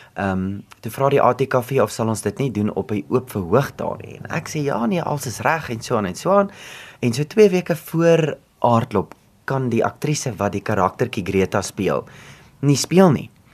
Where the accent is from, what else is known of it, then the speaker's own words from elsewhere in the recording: Free State, South Africa; also born or lived in Bloemfontein; ek kom van die Vrystaat af en dit is my belangrik altyd om dit te sê en dit is my belangrik om te sê van Edinburgh, want dit is 'n baie mooi klein dorpie